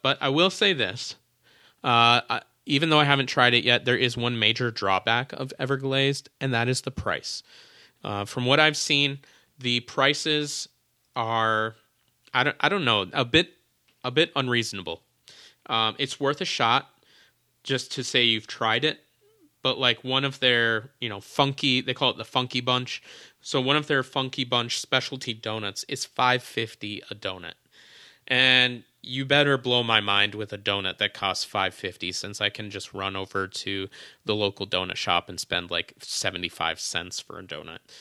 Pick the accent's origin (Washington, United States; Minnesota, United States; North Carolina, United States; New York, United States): Minnesota, United States; I was from Minnesota